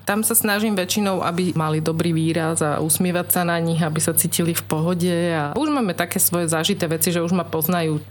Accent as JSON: {"language": "Slovak", "town": "Trnava", "region": "Trnava Region", "country": "Slovakia", "tie": "born or raised there", "said": "ja som vyrastala, narodila som sa v Trnave a tu pôsobím."}